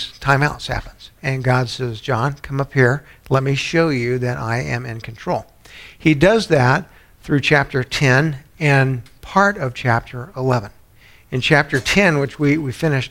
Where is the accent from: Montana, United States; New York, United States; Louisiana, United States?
Louisiana, United States; New Orleans; I was born in New Orleans